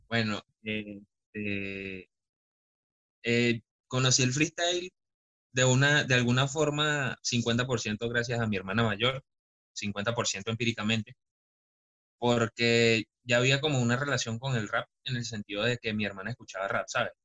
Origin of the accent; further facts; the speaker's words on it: Caracas, Capital District, Venezuela; yo soy de Caracas, de un bello pueblito que no aparece en el mapa